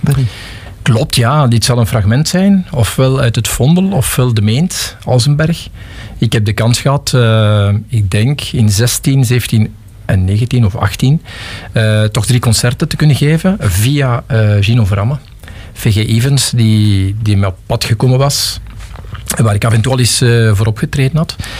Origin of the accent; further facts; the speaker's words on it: Pajottenland, Flanders, Belgium; also born or lived in Geraardsbergen / Galmaarden / Forest (Brussels); now in Lot, Belgium; ik ben iemand die uit Pajotland komt. Ik ben geboren in Gerardsbergen in 65. En ik heb toen nog eh, tot mijn 4, 5 jaar in Galmaarden gewoond